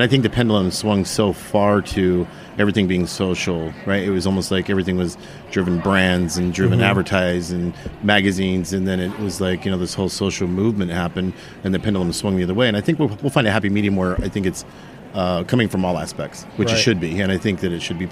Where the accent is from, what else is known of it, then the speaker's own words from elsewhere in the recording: Salt Lake City, Utah, United States; I grew up in Salt Lake City, Utah